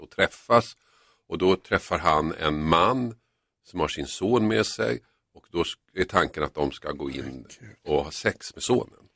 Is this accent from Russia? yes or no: no; Finland; jag är ju från Finland